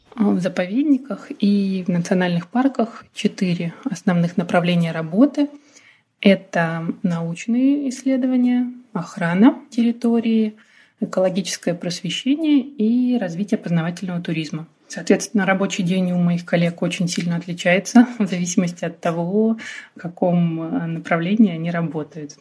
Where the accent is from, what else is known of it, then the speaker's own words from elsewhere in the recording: Rostov Oblast, Russia; moved away as an adult; now in Chukotka, Russia; я выросла в Ростовской области